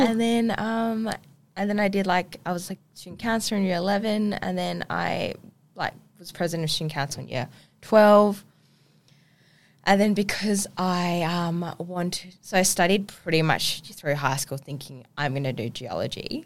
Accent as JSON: {"language": "English", "region": "Ubon Ratchathani", "country": "Thailand", "tie": "born or raised there", "also_born_or_lived": "Bangkok, Thailand / Koh Samui, Thailand", "moved": "yes", "lives_now": "Perth, Australia", "said": "born there, born in a country part of Thailand called Ubon"}